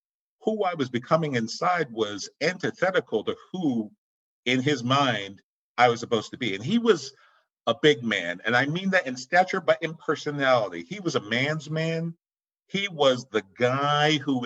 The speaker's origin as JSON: {"language": "English", "town": "Boston", "region": "Massachusetts", "country": "United States", "tie": "born or raised there", "said": "I live in Boston. I was born and raised in Boston"}